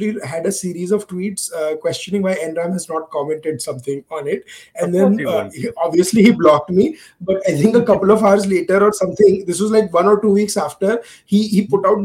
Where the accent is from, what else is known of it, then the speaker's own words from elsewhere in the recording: Gujarat, India; I come from Gujarat